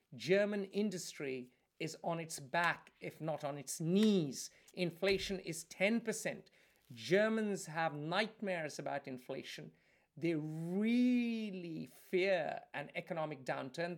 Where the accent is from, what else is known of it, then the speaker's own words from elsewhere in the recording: India; I, I'm Indian